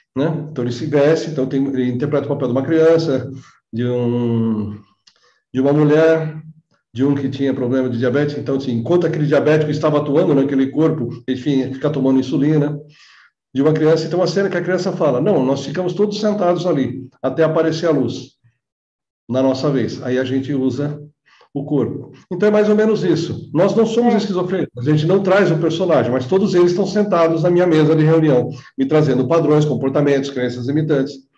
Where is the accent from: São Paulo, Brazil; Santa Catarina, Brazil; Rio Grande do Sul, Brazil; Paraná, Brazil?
São Paulo, Brazil; São Bernardo do Campo; Eu nasci em São Bernardo, São Bernardo era bem interiorano, quando eu né, passei a minha infância lá